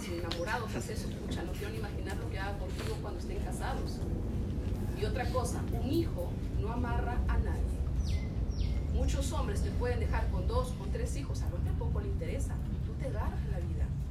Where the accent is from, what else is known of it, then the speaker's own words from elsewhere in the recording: Chincha Alta, Ica, Peru; moved away as an adult; Yo soy de Chincha, estudié en ICA, terminé a los 20 años la universidad